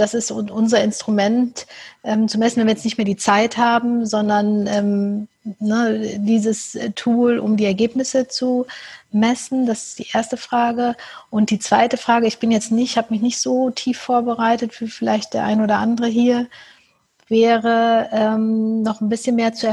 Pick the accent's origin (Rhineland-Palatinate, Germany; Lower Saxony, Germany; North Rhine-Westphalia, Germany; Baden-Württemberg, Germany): North Rhine-Westphalia, Germany; Cologne; Ich komme ähm, äh, aus Köln, wie ich schon gesagt habe